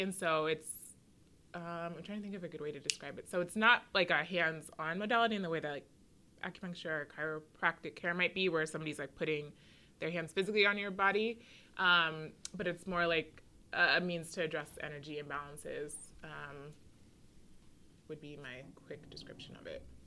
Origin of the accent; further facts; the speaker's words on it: Washington, District of Columbia, United States; I grew up on the East Coast. I'm from DC